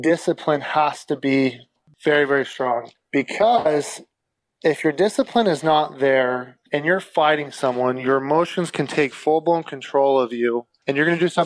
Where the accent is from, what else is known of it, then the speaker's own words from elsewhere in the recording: Idaho, United States; I was born and raised in Idaho.